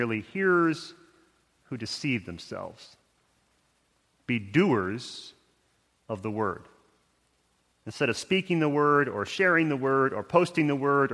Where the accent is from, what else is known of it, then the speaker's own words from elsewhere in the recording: Houston, Texas, United States; moved away; my hometown of Houston, where I spent 22 years of my life